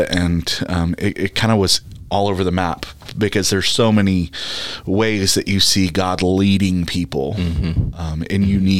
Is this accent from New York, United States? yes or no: no; Texas, United States; moved away as an adult; now in Owensboro, United States; I'm originally from Texas and made my way up to the beautiful state of Kentucky for seminary.